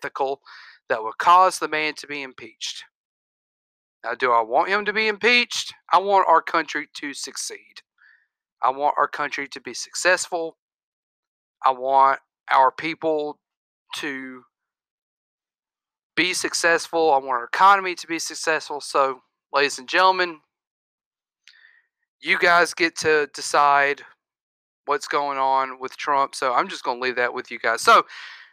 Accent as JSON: {"language": "English", "region": "the South", "country": "United States", "said": "I'm from the South"}